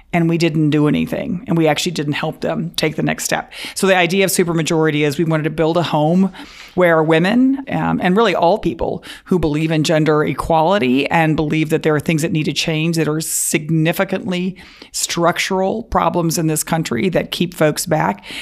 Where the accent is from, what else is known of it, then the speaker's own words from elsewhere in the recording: Dallas, Texas, United States; also born or lived in Waco, Texas; We, we grew up in Dallas.